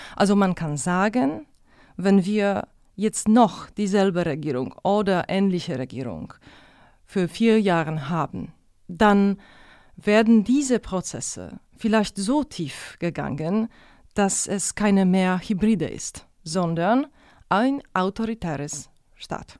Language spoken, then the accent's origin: German; Poland; German is a second language; moved away as an adult; also born or lived in Munich; ich bin aus Polen